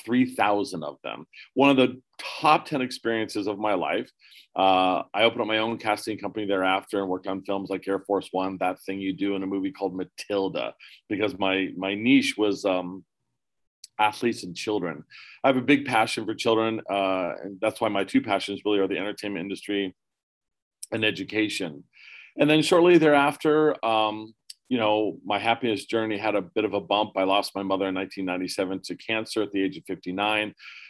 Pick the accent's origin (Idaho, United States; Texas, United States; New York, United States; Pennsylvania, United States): Pennsylvania, United States; moved away as an adult; also born or lived in California / Erie, Pennsylvania; I was born in California, raised in Pennsylvania. My parents divorced when I was 4, so we moved back to Pennsylvania.